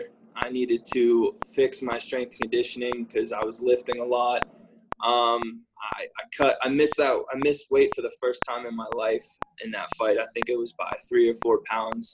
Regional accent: Pittsburgh, Pennsylvania, United States; I'm from Pittsburgh

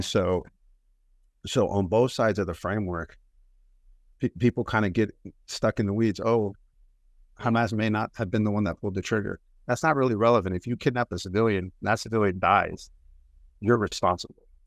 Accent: United States; I was born and raised in America

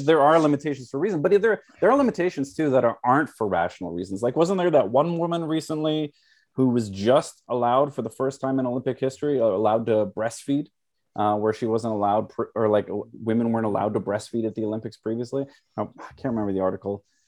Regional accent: Canada; I am a first generation Canadian

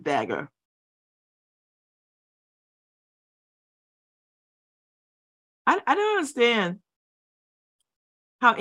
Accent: New Haven, Connecticut, United States; I'm from New Haven

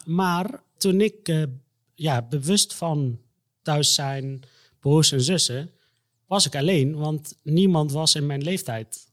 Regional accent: Egypt; moved away; ik kom uit Egypte. Daar mhm. ben ik ook geboren.

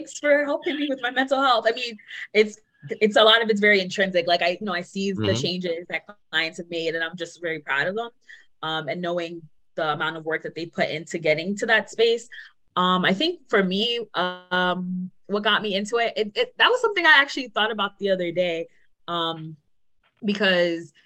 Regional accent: New York City, New York, United States; moved away as an adult; now in New Haven, United States; I grew up in Queens, New York, and I just moved to New Haven 6 months ago. So I'm very much a New Yorker, born and raised

